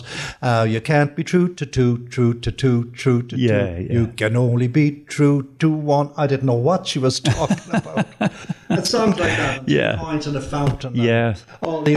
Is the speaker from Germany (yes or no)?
no; Drumsna, Connacht, Ireland; also born or lived in Jamestown; I was born in Jamestown, a little village between Carrick and Shannon and Drumsna. And we lived in Drumsna. My father was a school teacher, principal up in Drumsna National